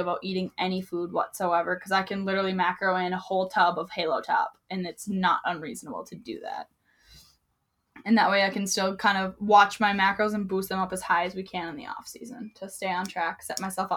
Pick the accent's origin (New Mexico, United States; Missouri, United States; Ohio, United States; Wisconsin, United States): Wisconsin, United States; Can you tell I'm from Wisconsin?